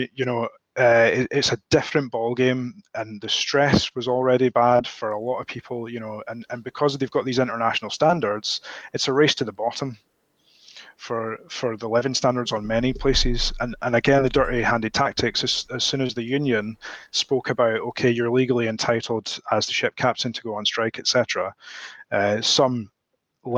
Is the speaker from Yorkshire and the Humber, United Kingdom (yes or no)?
no; Scotland, United Kingdom; I'm Scottish all the way back to the flipping Mesolithic era